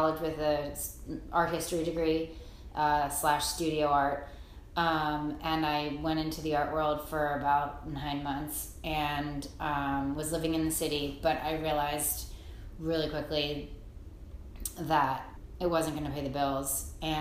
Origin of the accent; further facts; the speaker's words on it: Baltimore, Maryland, United States; now in Greenwich, United States; I grew up in Baltimore, Maryland